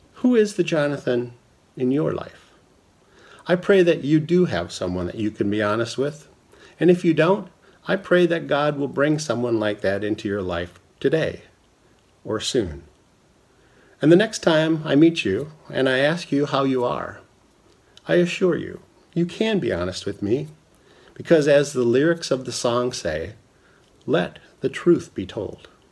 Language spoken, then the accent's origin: English; Minnesota, United States; growing up in Minnesota